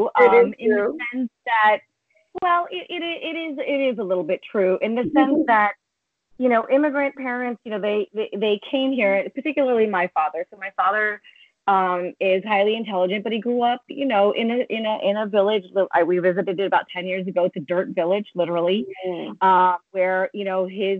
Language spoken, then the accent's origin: English; United States; I was born here